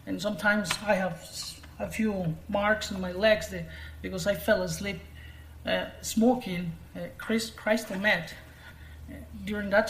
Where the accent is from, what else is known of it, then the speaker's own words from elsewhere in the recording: Guaymas, Sonora, Mexico; English is a second language; I moved from Guaymas, the city that I live now, I moved to a different city